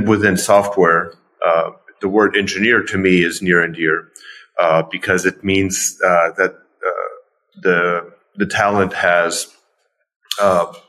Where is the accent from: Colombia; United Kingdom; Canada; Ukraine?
Ukraine; moved away; also born or lived in Pittsburgh, United States; even though I'm originally from Ukraine, I was this Ukrainian dancing salsa